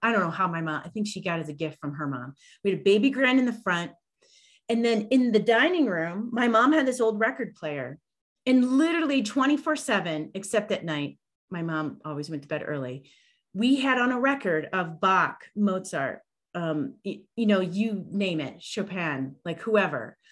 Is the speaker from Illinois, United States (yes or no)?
yes; Illinois, United States; moved away; also born or lived in Chicago / Denver; I'm originally from Illinois